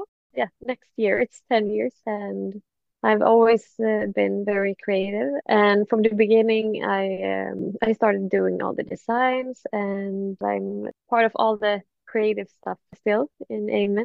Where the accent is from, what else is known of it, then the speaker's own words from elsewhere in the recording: Sweden; I'm from Sweden